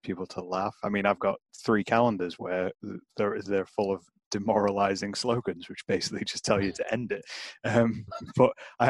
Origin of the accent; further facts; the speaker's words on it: United Kingdom; maybe that is something we do as British people